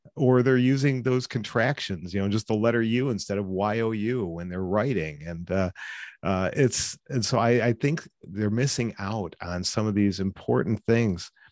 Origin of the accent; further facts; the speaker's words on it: Cleveland, Ohio, United States; I grew up in in the Cleveland area. I still live here in, in Cleveland.